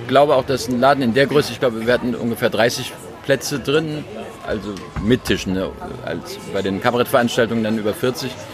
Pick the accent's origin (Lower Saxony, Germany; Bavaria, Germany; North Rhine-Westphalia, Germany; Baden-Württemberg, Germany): North Rhine-Westphalia, Germany; ich bin auch Rheinländer mit Migrationshintergrund weil meine Eltern ja Westfalen sind.